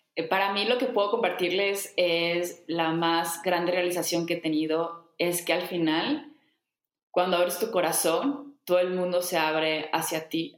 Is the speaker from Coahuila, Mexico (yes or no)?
yes; Saltillo, Coahuila, Mexico; moved away as an adult; also born or lived in Bali; yo no vivía en Saltillo, que es en donde nací aquí en México. Yo llevaba, creo que fuera de Saltillo, como 10 años